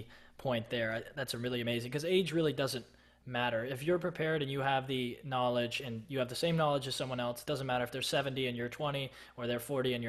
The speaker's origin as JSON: {"language": "English", "town": "Austin", "region": "Texas", "country": "United States", "said": "we're both from Austin"}